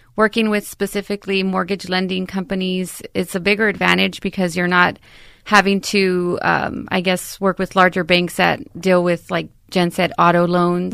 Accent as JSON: {"language": "English", "town": "San Antonio", "region": "Texas", "country": "United States", "tie": "born or raised there", "said": "born and raised in San Antonio"}